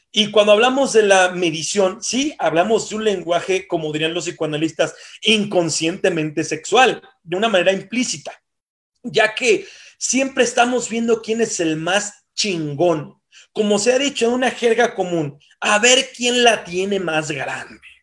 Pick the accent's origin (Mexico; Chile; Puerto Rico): Mexico; como mexicanos somos constituidos o de alguna forma también instruidos en el consumo